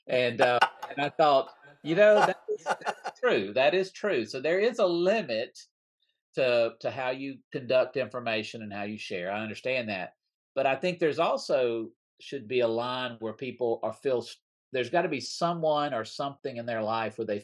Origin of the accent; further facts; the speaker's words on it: Mississippi, United States; I grew up in Mississippi.